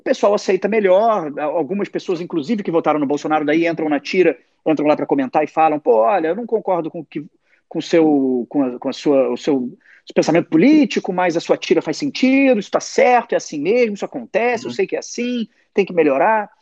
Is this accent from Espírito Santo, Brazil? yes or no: no; Rio de Janeiro, Brazil; cresci numa família assim, cresci, sou de Zona Sul do Rio de Janeiro